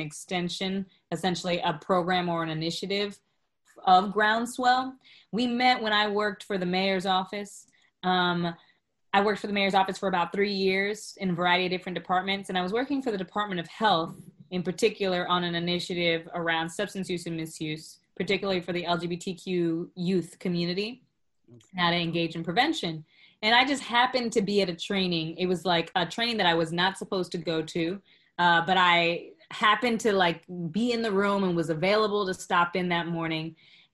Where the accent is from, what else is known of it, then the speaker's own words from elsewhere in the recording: Florida, United States; now in New York, United States; I'm originally from Florida